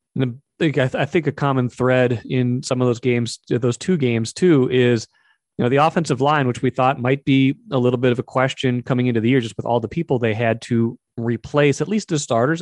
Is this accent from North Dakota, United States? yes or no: yes; Grand Forks, North Dakota, United States; moved away as an adult; also born or lived in Minnesota; I grew up in Grand Forks, spent a lot of my formative years watching that team before I came to the University of Minnesota